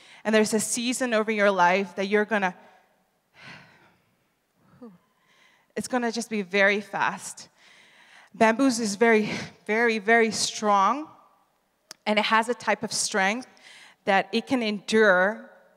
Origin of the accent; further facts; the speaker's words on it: Netherlands; moved away; also born or lived in Reading; I'm from the Netherlands and my husband's from Italy, but we go to the school in Reading